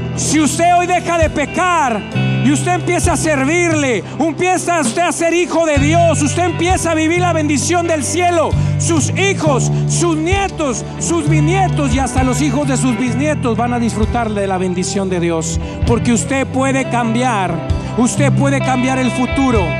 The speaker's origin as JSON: {"language": "Spanish", "town": "Monterrey", "region": "Nuevo León", "country": "Mexico", "said": "Usted y yo siendo de Monterrey"}